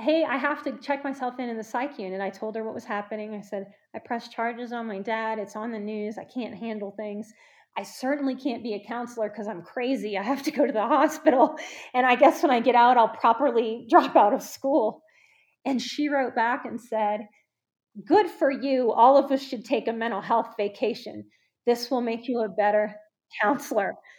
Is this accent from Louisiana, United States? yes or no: yes; New Orleans, Louisiana, United States; I'm from New Orleans